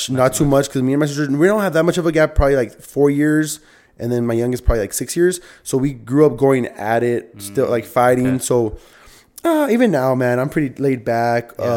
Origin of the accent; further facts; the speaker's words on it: Northeast, United States; so I grew up playing soccer in the Northeast